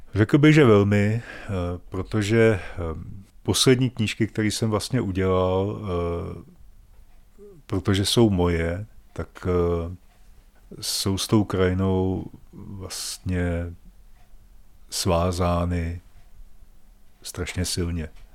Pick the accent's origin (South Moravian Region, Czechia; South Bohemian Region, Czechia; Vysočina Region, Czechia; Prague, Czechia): Vysočina Region, Czechia; Žďár nad Sázavou; moved away as an adult; now in Volary, Czech Republic; Já jsem původem z Vysočiny, ze Žďáru nad Sázavou